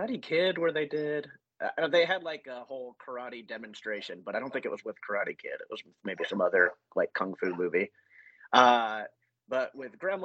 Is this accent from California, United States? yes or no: no; just south of Nashville, Tennessee, United States; my hometown, the town I grew up in, just south of Nashville